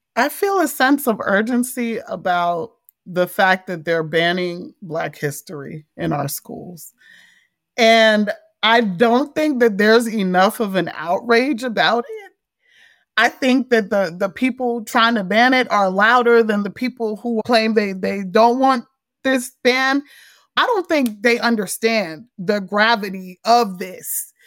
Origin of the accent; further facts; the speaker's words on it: Montgomery County, Maryland, United States; also born or lived in Frederick, Maryland; I'm from Montgomery County, Maryland, which is a lot more diverse.